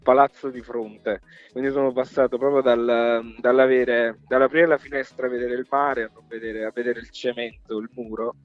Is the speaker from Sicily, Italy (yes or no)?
no; Capaccio, Campania, Italy; moved away; in posti come piccoli dove sono cresciuto io, cioè io, io sono di Pesaro, di Capaccio, provincia di Salerno.